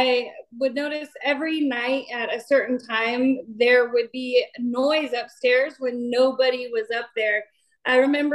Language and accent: English; Esparto, California, United States; also born or lived in Knights Landing, California; now in Citrus Heights, United States; I'm originally from Esparto, California, and I had moved to Nice Landing, California, and then I just moved to Citrus Heights